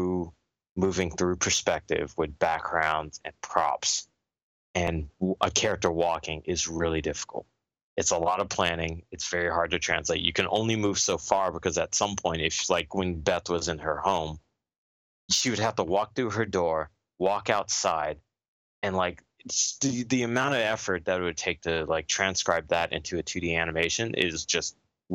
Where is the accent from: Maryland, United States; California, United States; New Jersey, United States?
California, United States; Los Angeles; I'm actually born and raised in Los Angeles